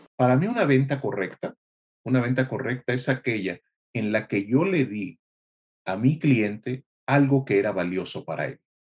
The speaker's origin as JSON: {"language": "Spanish", "area": "Tierra Caliente", "region": "Michoacán", "country": "Mexico", "tie": "born or raised there", "said": "soy mexicano, nacido en Tierra Caliente, Michoacán"}